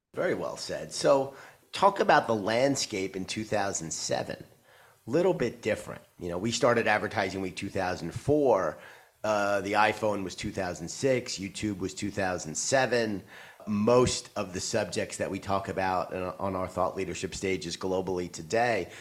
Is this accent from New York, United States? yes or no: yes; New York, United States; my hometown of New York.